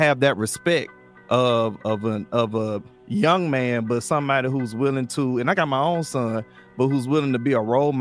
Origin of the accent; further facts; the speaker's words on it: Atlanta, Georgia, United States; where I come from, and I'm from Atlanta